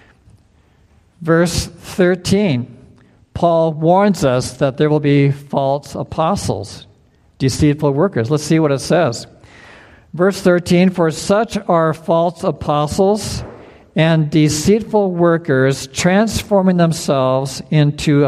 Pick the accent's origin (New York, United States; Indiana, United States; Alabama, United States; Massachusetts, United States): Indiana, United States; moved away; also born or lived in Wisconsin; I grew up in Indiana and Wisconsin, and we had lightning storms and thunder, and it would shake the house